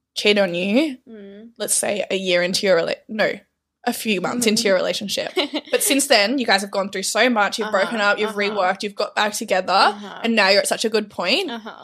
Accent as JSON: {"language": "English", "country": "Canada", "said": "I'm from Canada and I was in Australia as a nanny back in 2018."}